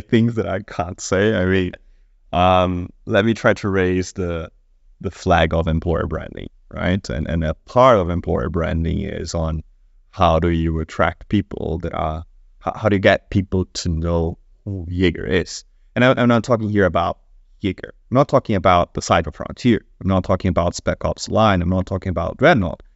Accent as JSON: {"language": "English", "country": "Brazil", "moved": "yes", "said": "I come from Brazil"}